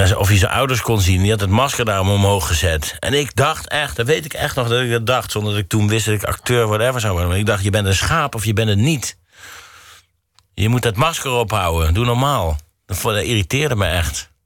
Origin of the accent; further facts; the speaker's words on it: Mierlo, North Brabant, Netherlands; moved away; waar ik vandaan kom... dat betekent Mierlo faal nooit